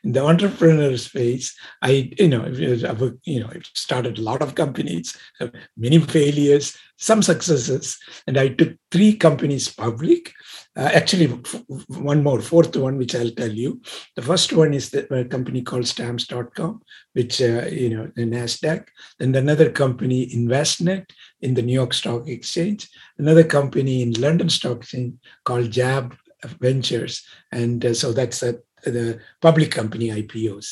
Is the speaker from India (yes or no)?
yes; India; moved away as an adult; also born or lived in Pasadena, California; now in United States; I come from originally from India, and I came actually in 1967.